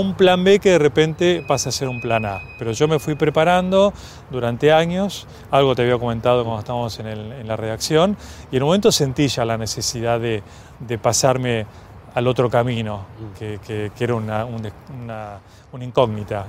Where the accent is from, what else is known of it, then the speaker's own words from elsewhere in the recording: Argentina; como todo argentino